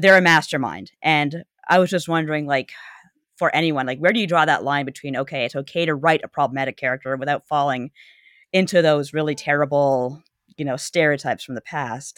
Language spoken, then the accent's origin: English; Canada; growing up in Canada, we had kids in the hall